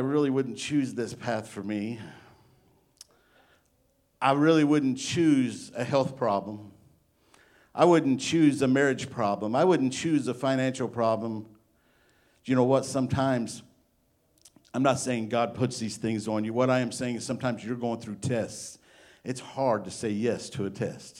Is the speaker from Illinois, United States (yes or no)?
yes; Illinois, United States; now in Arkansas, United States; I'm from Illinois